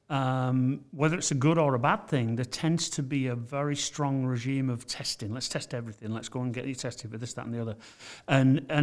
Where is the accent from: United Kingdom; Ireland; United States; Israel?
United Kingdom; England; I'm from England